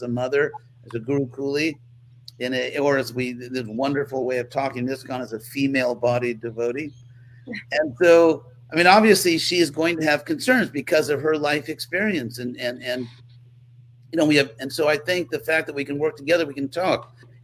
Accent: California, United States; I was raised in California

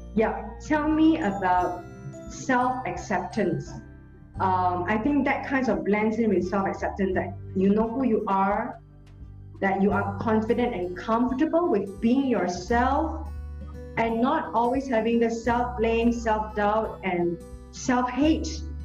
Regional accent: Singapore; in Singapore, except we don't have forests

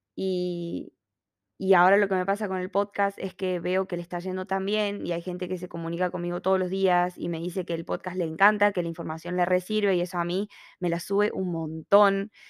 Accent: Argentina; moved away as an adult; now in Australia

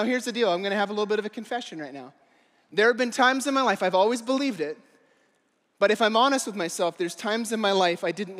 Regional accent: Eastern Canada, Canada; I grew up in Eastern Canada. It was all these small fishing villages.

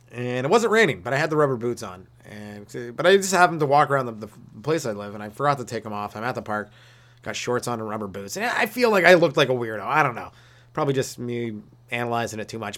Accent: Canada; I'm Canadian

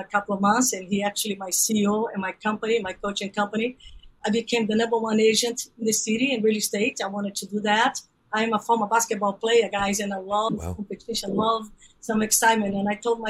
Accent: Brazil; English is a second language; moved away as an adult; also born or lived in Central Valley, California; now in United States; I'm originally from Brazil.

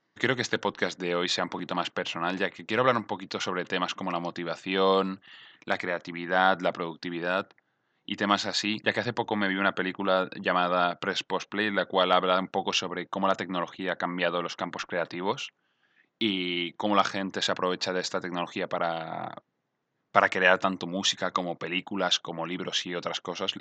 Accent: Mallorca, Balearic Islands, Spain; now in Barcelona, Spain; soy de Mallorca

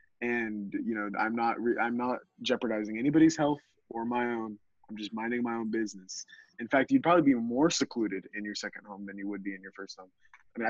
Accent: Texas, United States; I'm a Texan, so I really don't know anything about Michigan

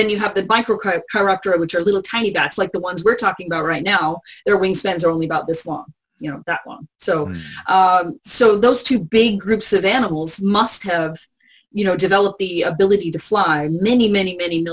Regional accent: San Antonio, Texas, United States; moved away; I grew up in San Antonio

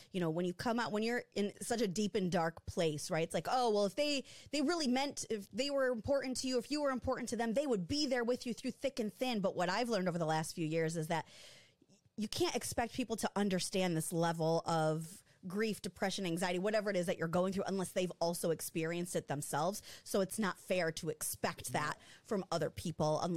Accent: Michigan, United States; moved away as an adult; People in Michigan, I'd been gone for almost 10 years

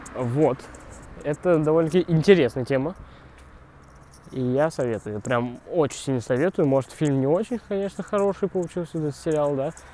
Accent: Kaluga, Kaluga Oblast, Russia; now in Moscow, Russia; я ходил, ездил из Калуги, еще когда не был в Москве

